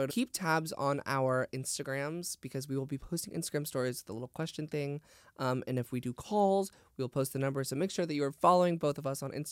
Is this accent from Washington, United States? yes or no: no; San Diego, California, United States; because I'm from San Diego, so I never really thought it was a problem.